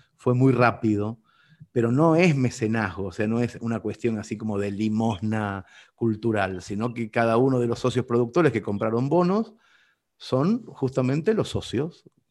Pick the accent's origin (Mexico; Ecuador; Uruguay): Uruguay; Mercedes, Soriano; mi ciudad natal, Mercedes